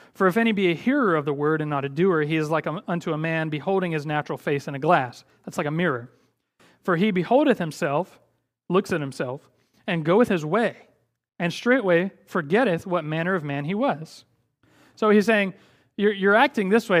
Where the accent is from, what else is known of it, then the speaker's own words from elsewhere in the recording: Athens, Georgia, United States; I was born in Athens, Georgia